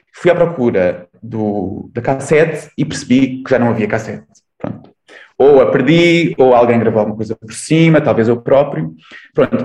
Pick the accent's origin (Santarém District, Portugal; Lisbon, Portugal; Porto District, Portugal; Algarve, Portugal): Santarém District, Portugal; Torres Novas; em Torres Novas, uh, numa, na cidade onde eu nasci, onde eu cresci